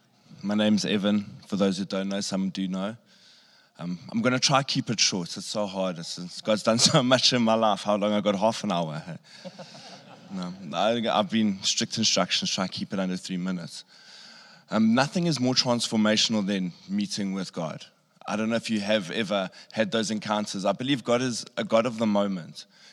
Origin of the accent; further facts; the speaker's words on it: Pofadder, Northern Cape, South Africa; You know, because I grew up in Pofad, if anyone knows where that is.